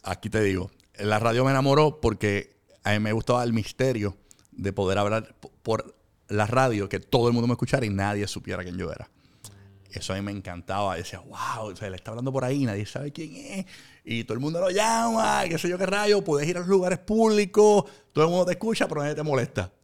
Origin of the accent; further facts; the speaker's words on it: Puerto Rico; also born or lived in Carolina, Puerto Rico / Fajardo, Puerto Rico; en un momento dado nos mudamos a Fajardo por la economía, de que era más económico vivir en, allá que vivir en el área metropolitana. Nos mudamos de Carolina a Fajardo